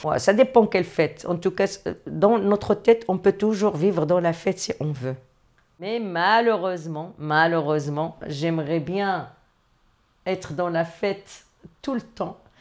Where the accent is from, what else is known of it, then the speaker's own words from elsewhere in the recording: Morocco; moved away as an adult; now in France; je suis marocaine, d'origine du Maroc. J'ai étudié au Maroc, euh, j'ai passé mon bac au Maroc et je suis venue pour continuer mes études ici